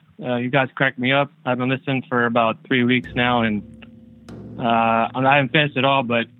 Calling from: Florida, United States; Calling from Florida.

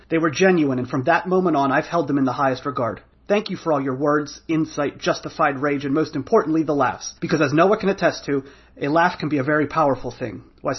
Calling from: Orlando, Florida, United States; from Orlando.

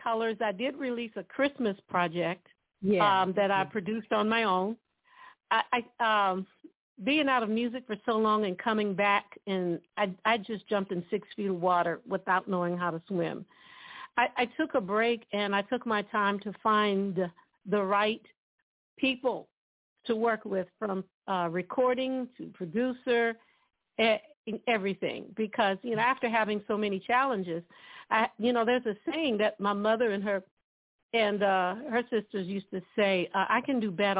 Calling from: Dallas, Texas, United States; From Dallas, Texas.

